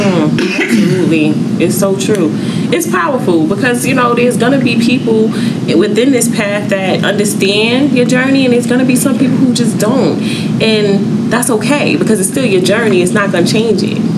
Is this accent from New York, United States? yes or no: yes; New York City, New York, United States; I'm from New York, the mm-hmm, Bronx